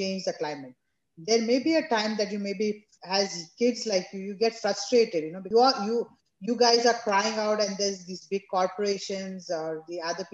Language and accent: English; India; growing up in India, we used to go to Mathuran